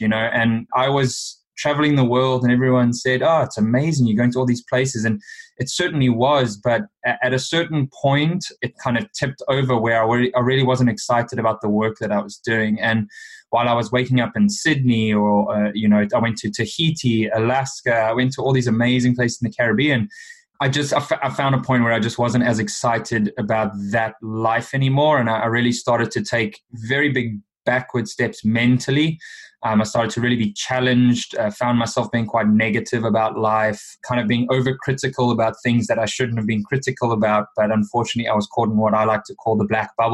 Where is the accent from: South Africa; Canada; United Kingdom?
South Africa; moved away as an adult; Growing up in South Africa